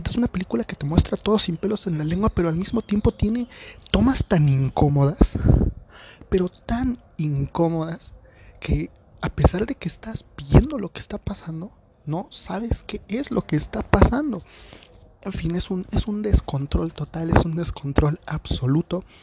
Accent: State of Mexico, Mexico; por la zona en la que vivo o sea, soy del estado de México eh, y pues por lo general no hay tan los cines no son no se llenan tanto

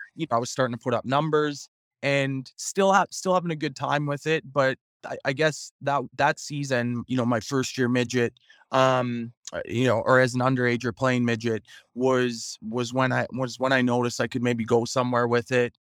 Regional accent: Prince Albert, Saskatchewan, Canada; played those two seasons in in my hometown of Prince Albert

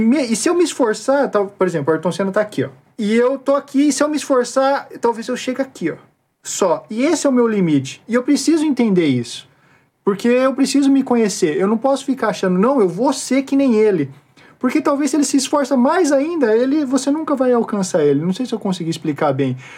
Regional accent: Brazil; eu sou brasileiro

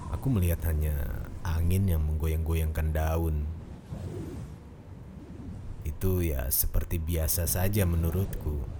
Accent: Central Java, Indonesia; Asal saya dari Jawa Tengah dan saat ini saya bekerja di gudang karet di daerah Kebumen.

